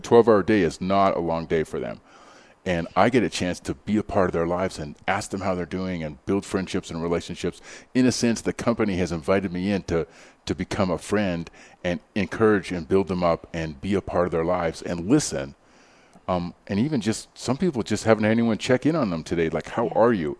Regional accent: Canada; now in Denver, United States; i grew up in canada

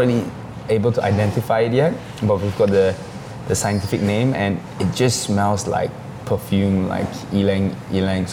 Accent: Singapore; growing up in Singapore

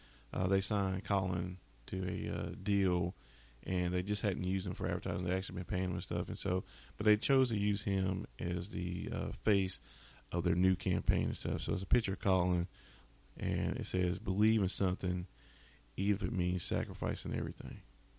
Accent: the South, United States; Remember, I'm from the South. and so a lot of people I know are from the South

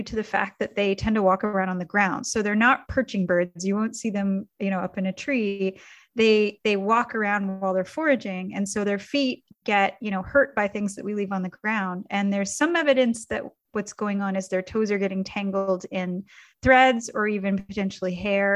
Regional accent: Canada; I grew up in Canada

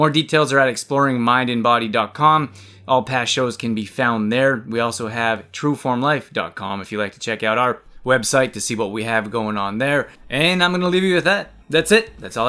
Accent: Calgary, Alberta, Canada; So very cool talking to someone from my hometown.

